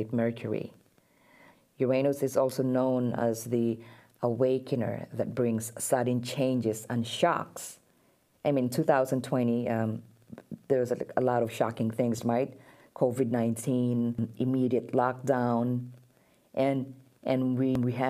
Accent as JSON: {"language": "English", "country": "Philippines", "said": "I'm Filipino"}